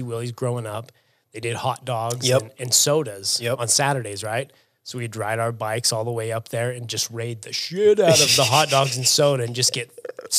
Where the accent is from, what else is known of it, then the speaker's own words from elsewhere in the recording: Syracuse, Utah, United States; I grew up in Syracuse, Utah. That's not New York. That's Syracuse.